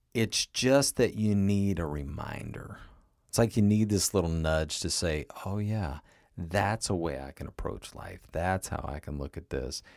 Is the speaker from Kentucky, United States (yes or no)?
yes; Kentucky, United States; moved away; my hometown in Kentucky